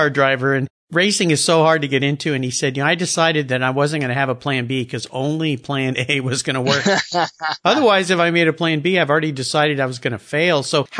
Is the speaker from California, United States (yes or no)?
yes; Southern California, United States; moved away; I grew up in Southern California, where you are now.